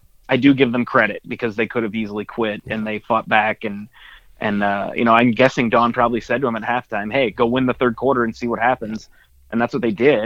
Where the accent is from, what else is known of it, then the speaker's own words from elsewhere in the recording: South Dakota, United States; I'm from South Dakota